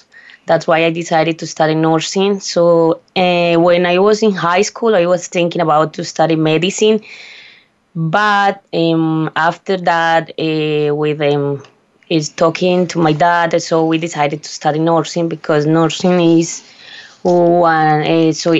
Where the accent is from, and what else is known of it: Antioquia, Colombia; English is a second language